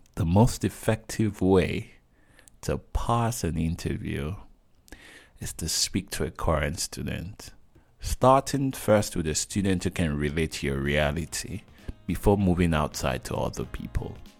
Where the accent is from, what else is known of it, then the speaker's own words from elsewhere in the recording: Nigeria; I'm Nigerian